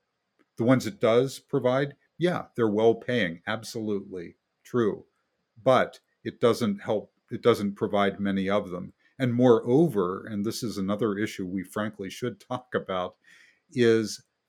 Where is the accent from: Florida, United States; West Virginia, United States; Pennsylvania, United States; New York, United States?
West Virginia, United States; born there; Back when I was born in West Virginia, the coal industry employed directly about 140,000 people